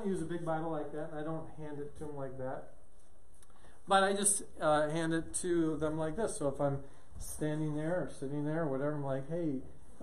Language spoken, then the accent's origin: English; Omaha, Nebraska, United States; I'm from Omaha, but I teach in churches here in the States